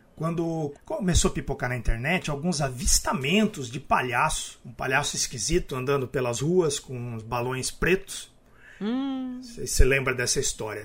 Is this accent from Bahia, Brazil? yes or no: no; Araraquara, São Paulo, Brazil; eu sou de Araraquara